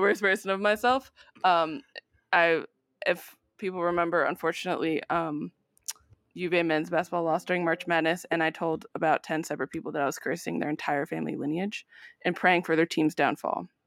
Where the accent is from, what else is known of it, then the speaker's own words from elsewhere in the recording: United States; born and raised in the United States